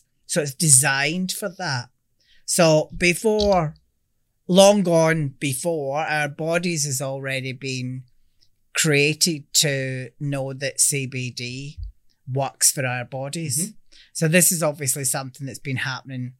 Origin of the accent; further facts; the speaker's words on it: Scotland, United Kingdom; now in Australia; Everything that we do has to be 100% Australian, albeit I'm Scottish